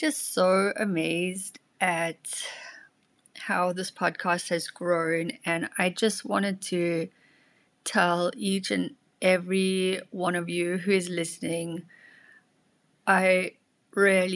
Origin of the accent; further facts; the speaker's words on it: South Africa; now in Germany; My second language is German and also Afrikaans because I come from South Africa